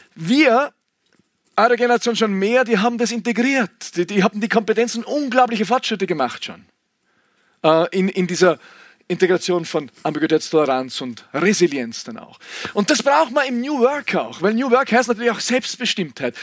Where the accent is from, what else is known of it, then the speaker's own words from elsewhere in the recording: Klostertal, Vorarlberg, Austria; Ich bin aufgewachsen im Klostertal, wir haben zwei Fernsehsender gehabt, FS1, FS2 im Unterland, vor Vorarlberger Unterland